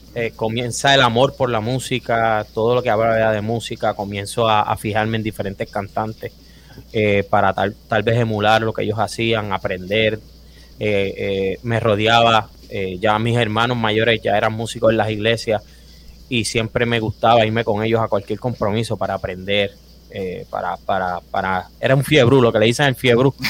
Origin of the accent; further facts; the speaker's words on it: Río Grande, Puerto Rico; moved away as an adult; also born or lived in Fajardo, Puerto Rico; now in Orlando, United States; soy duro pero me crié toda mi vida eh, en el pueblo de Río Grande